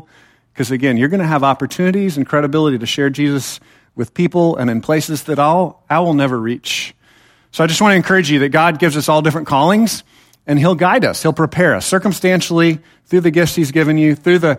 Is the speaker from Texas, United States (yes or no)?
yes; Temple, Texas, United States; I was taught in the church that I was raised in Temple, Texas, not too far from here, kind of a dangerous place, be careful, but it's not too far away.